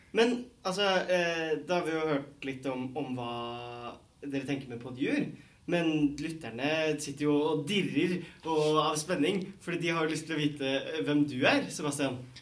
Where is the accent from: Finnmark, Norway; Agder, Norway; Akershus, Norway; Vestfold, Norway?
Akershus, Norway; Bærum; Jeg er jo også fra Bærum